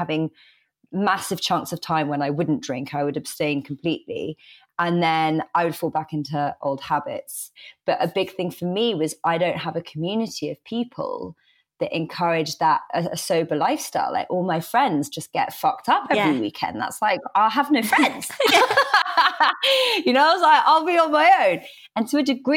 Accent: England, United Kingdom; being very English

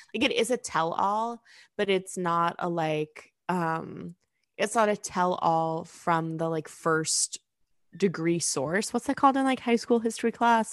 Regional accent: New York, United States; growing up in New York

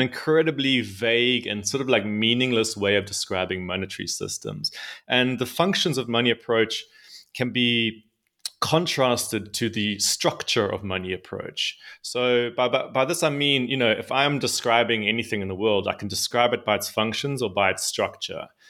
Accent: South Africa; I'm, I'm come from South Africa. Uh, so I grew up in South Africa

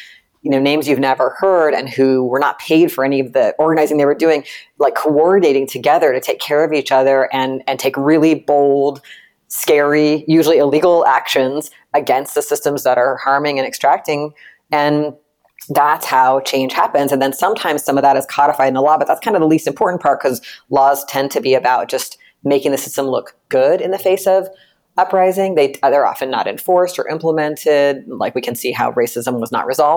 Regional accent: central Virginia, United States; I grew up in a rural place in central Virginia

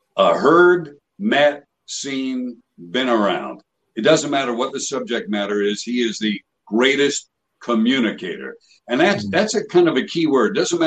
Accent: New York City, New York, United States; I grew up in Coney Island section of Brooklyn, you know, like 100 feet from the beach.

